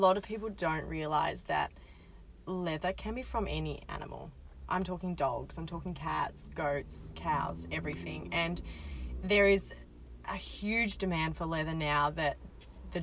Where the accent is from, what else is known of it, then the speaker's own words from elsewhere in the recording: Australia; as an Australian